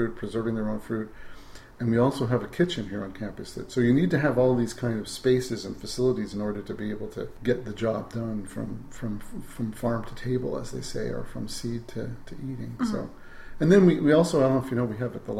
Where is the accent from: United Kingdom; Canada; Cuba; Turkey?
Canada; As a Canadian